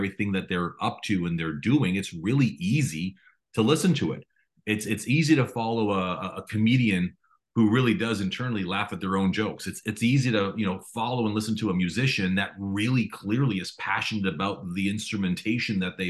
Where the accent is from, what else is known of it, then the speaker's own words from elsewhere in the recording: Toronto, Ontario, Canada; I was born and raised in Toronto